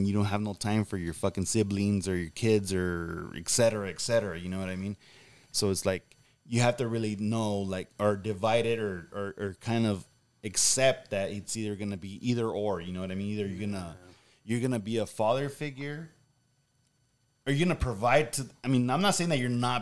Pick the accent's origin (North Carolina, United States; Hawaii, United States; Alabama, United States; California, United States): California, United States; Whittier; I'm from fucking Whittier